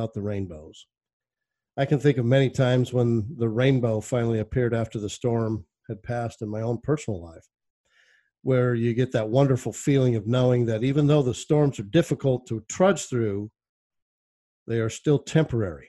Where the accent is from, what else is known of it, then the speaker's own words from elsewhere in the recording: Arizona, United States; my hometown in Arizona